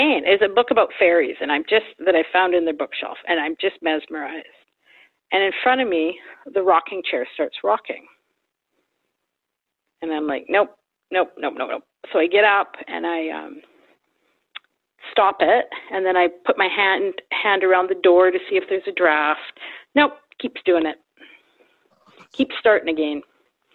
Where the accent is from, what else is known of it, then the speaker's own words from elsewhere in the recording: Vancouver, British Columbia, Canada; I grew up in Vancouver, total city kid.